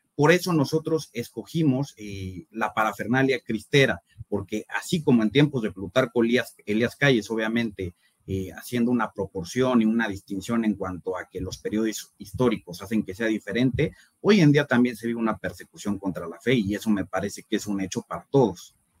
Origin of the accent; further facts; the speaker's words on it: Mexico City, Mexico; Yo soy de la Ciudad de México, tengo 29 años